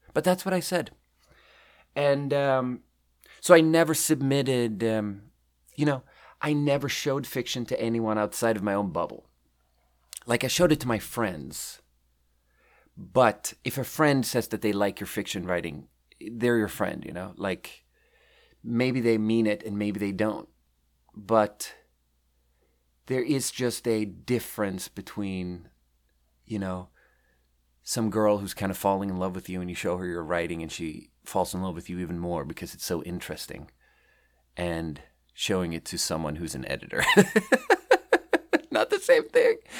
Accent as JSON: {"language": "English", "country": "Sweden", "tie": "born or raised there", "also_born_or_lived": "Beijing, China / Shanghai, China", "moved": "as an adult", "lives_now": "Pacific Northwest, United States", "said": "I was born and raised in Sweden"}